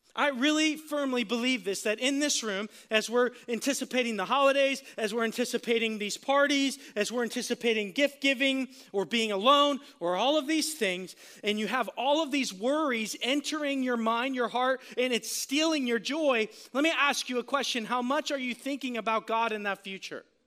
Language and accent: English; Florida, United States; I'm from Florida